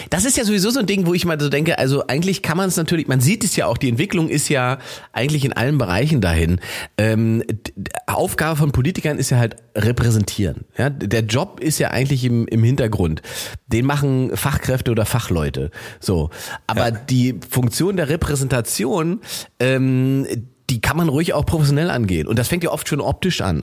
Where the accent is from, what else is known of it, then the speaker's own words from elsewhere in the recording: Germany; ich habe hier diesen deutschen Pass